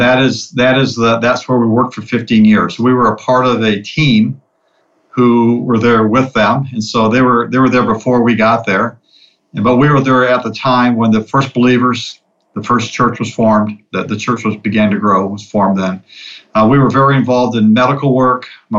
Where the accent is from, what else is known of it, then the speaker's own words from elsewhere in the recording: Manaus, Amazonas, Brazil; born there; So I was born in Manaus. This is actually my hometown.